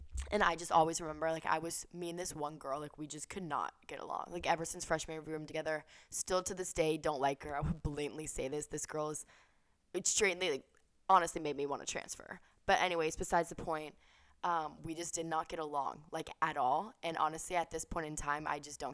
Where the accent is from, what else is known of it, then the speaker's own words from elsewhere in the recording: the South, United States; moved away as an adult; also born or lived in California; we grew up in the South